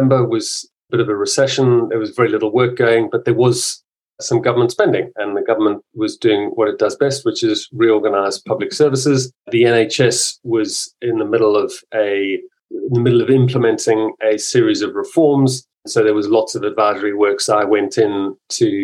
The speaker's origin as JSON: {"language": "English", "country": "South Africa", "tie": "born or raised there", "moved": "as an adult", "lives_now": "United Kingdom", "said": "I grew up in South Africa"}